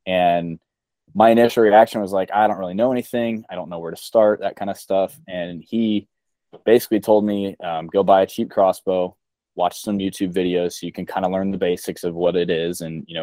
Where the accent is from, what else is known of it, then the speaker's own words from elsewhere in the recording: Ohio, United States; born and raised in Ohio my whole life